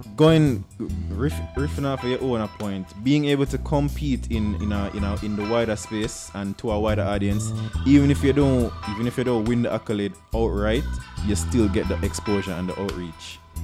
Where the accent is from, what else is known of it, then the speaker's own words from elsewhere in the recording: Jamaica; I am comfortable in my identity. as a Jamaican.